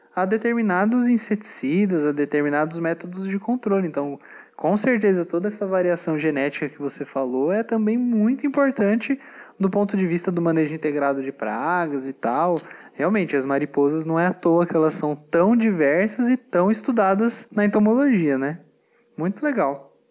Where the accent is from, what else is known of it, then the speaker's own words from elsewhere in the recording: Brazil; nós que somos brasileiros